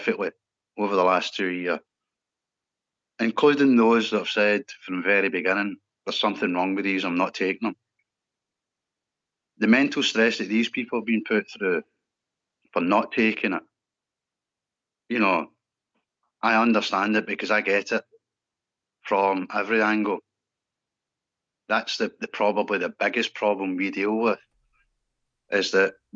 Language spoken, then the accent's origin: English; Scotland, United Kingdom; I'm a Scottish lad.